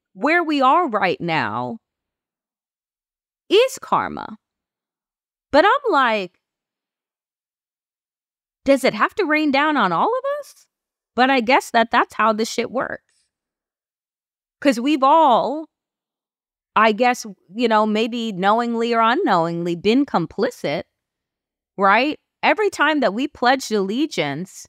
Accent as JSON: {"language": "English", "country": "United States", "said": "I am an American"}